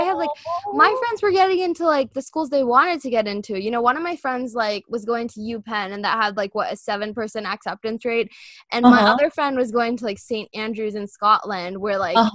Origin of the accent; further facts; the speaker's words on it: India; moved away; growing up in India